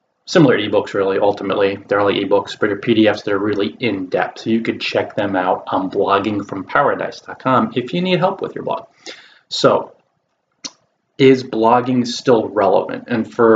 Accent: New Jersey, United States; in this location in New Jersey, my home state

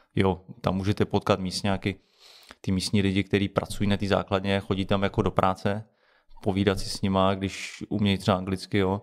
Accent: Czechia; my jako český speciální síly a jako Češi

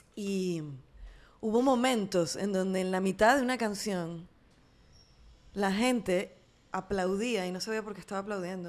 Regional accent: Venezuela; en mi país o en mi entorno venezolano

